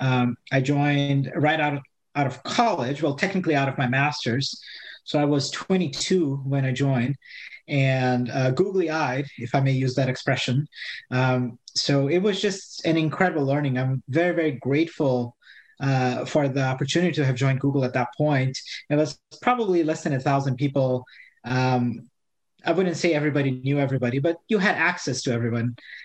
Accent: Brazil; moved away; I'm born and raised in Brazil

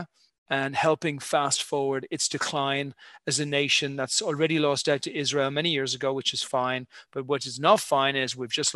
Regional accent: Ireland; moved away as an adult; also born or lived in United Kingdom; I'm an Irish guy, born and bred, 51 years ago

